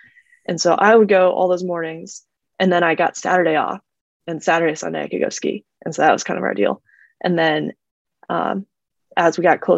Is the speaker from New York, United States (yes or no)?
no; Arizona, United States; born there; Which is funny because I'm actually not. I was born in Arizona.